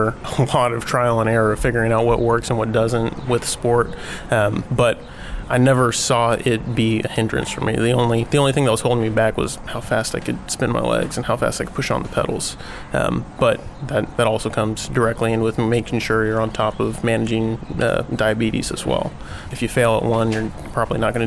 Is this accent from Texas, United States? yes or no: yes; Austin, Texas, United States; I'm from Austin, Texas